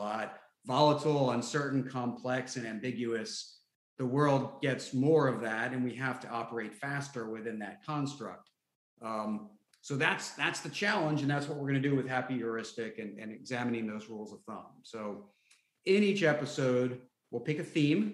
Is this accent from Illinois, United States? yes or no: no; near Three Mile Island, Pennsylvania, United States; grew up near Three Mile Island. We had to leave our home